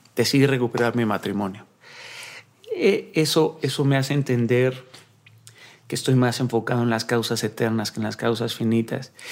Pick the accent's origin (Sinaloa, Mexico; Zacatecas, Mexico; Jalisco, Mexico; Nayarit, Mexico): Sinaloa, Mexico; Mazatlán; yo soy de Mazatlán, Sinaloa